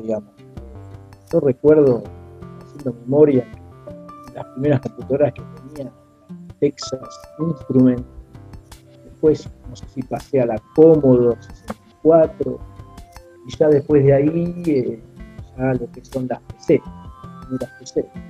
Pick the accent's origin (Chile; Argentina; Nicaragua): Argentina; soy de Argentina